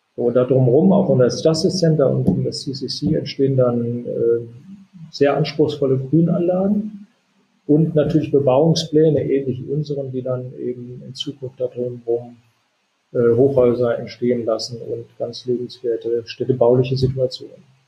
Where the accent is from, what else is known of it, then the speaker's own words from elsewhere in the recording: Solingen, North Rhine-Westphalia, Germany; moved away; also born or lived in Hanover; das China-Restaurant aus Solingen gezeigt, wo ich groß geworden bin